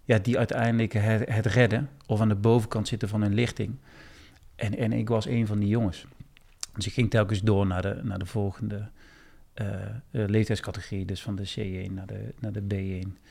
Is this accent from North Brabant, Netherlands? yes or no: yes; Eindhoven, North Brabant, Netherlands; accent: zachte G (soft G); now in Weesp, Netherlands; ik kom oorspronkelijk uit Eindhoven, dat kan je misschien een beetje horen, mijn zachte G.